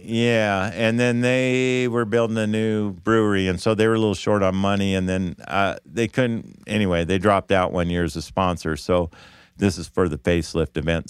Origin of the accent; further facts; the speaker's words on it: Davis, California, United States; I grew up in Davis